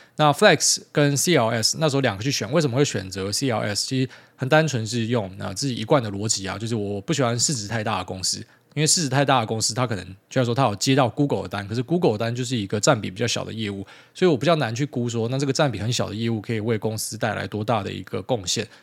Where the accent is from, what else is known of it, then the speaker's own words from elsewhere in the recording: Taiwan; 身为台湾人